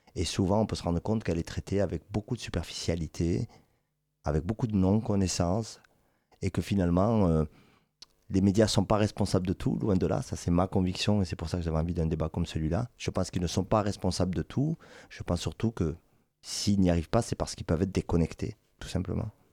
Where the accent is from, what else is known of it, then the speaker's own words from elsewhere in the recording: Toulouse, Occitania, France; Je suis toulousain, je suis né à Toulouse